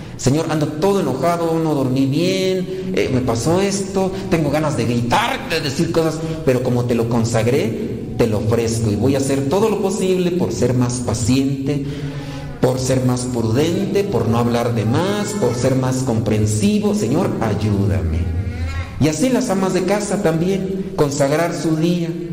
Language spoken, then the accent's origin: Spanish; Mexico; así somos los mexicanos